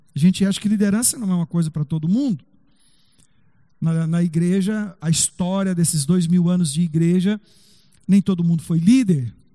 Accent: Brazil; Nós somos brasileiros

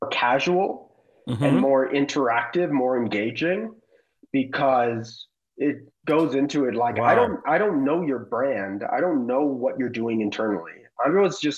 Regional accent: the Bay Area, California, United States; We're both from the Bay. We're both peninsula kids

